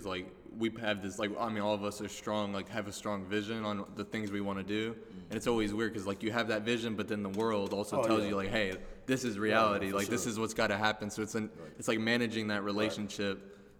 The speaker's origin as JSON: {"language": "English", "town": "Garland", "region": "Texas", "country": "United States", "tie": "born or raised there", "said": "we all played sports growing up in Garland."}